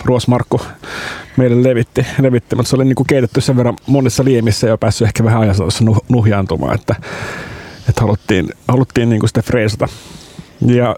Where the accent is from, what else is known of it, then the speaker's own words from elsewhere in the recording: Pori, Satakunta, Finland; me ollaan Ruosniemessä fyysisesti sijaitaan. Ja eli sieltä se... mä itse kotosin myöskin